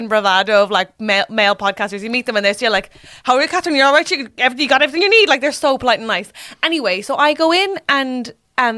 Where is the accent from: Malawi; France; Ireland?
Ireland; I'm Irish